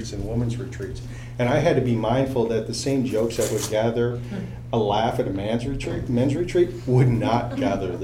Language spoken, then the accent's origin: English; New York, United States; moved away; growing up in New York